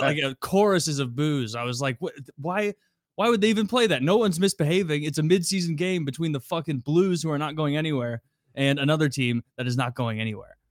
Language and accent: English; Missouri, United States; I'm from Missouri